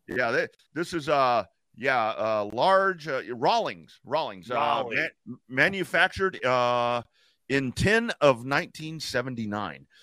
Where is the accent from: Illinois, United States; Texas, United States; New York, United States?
Texas, United States; Lockhart; grew up in Lockhart.